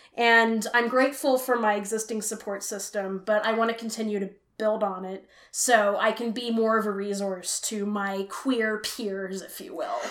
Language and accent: English; Richmond, California, United States; also born or lived in Philadelphia area, Pennsylvania; now in Philadelphia, United States; I grew up in Richmond, California, and my family moved to the Philly area um, 20 years ago